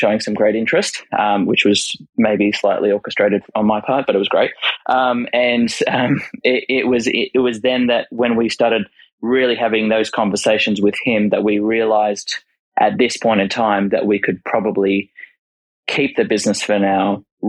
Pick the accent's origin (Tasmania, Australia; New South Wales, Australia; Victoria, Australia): New South Wales, Australia; Sydney; moved away as an adult; now in Queensland, Australia; both Sarah and I grew up in Sydney, love Sydney